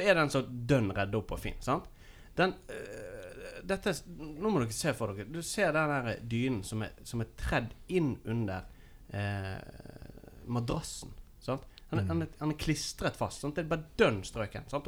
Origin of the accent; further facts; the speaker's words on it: Nordfjord, Vestland, Norway; moved away; hjemme i Nordfjord